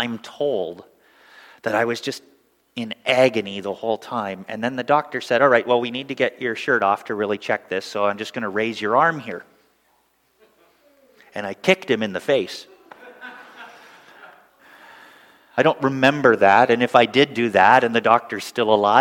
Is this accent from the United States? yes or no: no; Northern Ontario, Canada; growing up in Canada, of course, in Northern Ontario